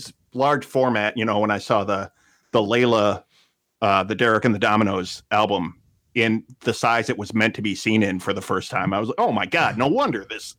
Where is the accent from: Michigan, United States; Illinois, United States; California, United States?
Illinois, United States; Northern; now in South Florida, United States; I grew up in Northern Illinois, but I live in South Florida now.